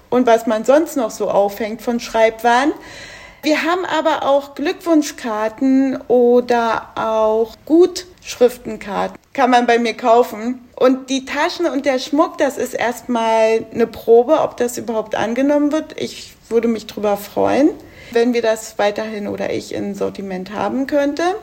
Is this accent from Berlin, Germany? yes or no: yes; Berlin, Germany; now in Duisburg, Germany; Ich komme ursprünglich aus Berlin, bin aber 1996 nach Duisburg gezogen und seit acht Jahren lebe ich jetzt in Ungelsheim.